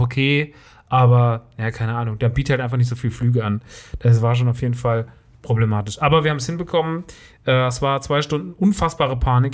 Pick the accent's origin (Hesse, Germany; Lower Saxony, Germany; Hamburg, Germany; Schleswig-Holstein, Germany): Hesse, Germany; Rodgau; in Rottgau. Das ist meine Heimat.